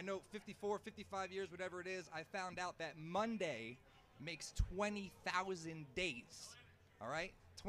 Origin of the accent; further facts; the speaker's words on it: Montclair, New Jersey, United States; also born or lived in Brooklyn, New York; I'm from Montclair, but I was born in Brooklyn.